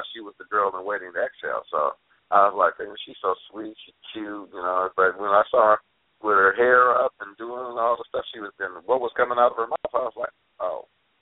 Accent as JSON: {"language": "English", "region": "West Coast", "country": "United States", "tie": "born or raised there", "said": "I grew up out here. I've seen my share of hood. So, West Coast hood is different than East Coast hood"}